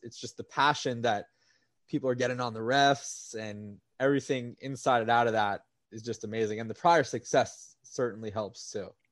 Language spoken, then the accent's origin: English; South Florida, United States; moved away as an adult; now in New York, United States; I just became a South Florida fan for my hometown teams